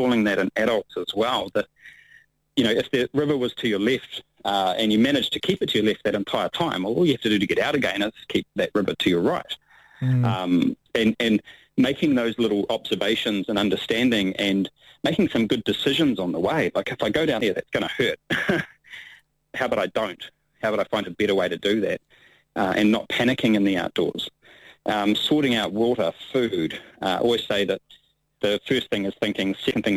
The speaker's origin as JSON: {"language": "English", "region": "Hawke's Bay", "country": "New Zealand", "tie": "born or raised there", "also_born_or_lived": "Taupo, New Zealand", "said": "I grew up in Hawke's Bay and then over here to Taupo my teenage years"}